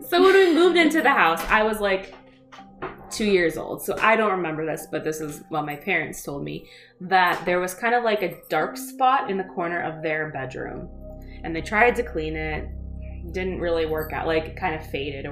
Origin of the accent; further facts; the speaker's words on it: Iowa, United States; also born or lived in California; We lived out there, and then we moved back to Iowa. Like, my parents are from around here.